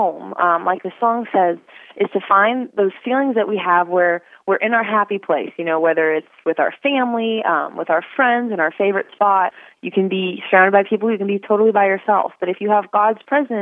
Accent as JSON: {"language": "English", "region": "Northern California", "country": "United States", "tie": "born or raised there", "moved": "as an adult", "lives_now": "Texas, United States", "said": "I grew up in Northern California"}